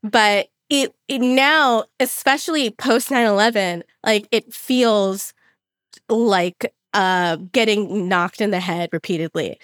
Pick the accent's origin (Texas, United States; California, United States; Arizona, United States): California, United States; Los Angeles; what I grew up going to in Los Angeles